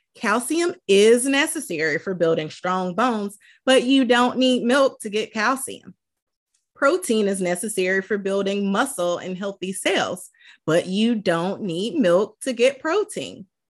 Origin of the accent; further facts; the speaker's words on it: the South, United States; I'm from the South